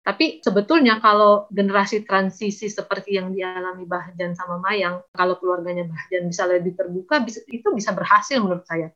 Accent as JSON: {"language": "Indonesian", "town": "Majene", "region": "West Sulawesi", "country": "Indonesia", "tie": "born or raised there", "also_born_or_lived": "Makassar", "moved": "yes", "said": "saya lahir dan besar di Majene"}